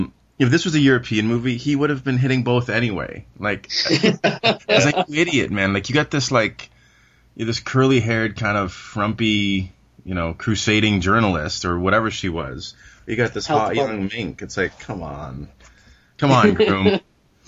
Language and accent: English; Canada; Being Canadian